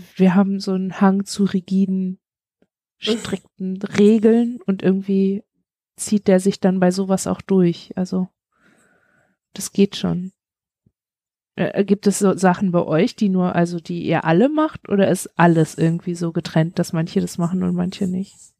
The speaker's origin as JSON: {"language": "German", "country": "Germany", "tie": "born or raised there", "said": "wir sind beide in einem, beide alle in einem Land geboren, das es heute nicht"}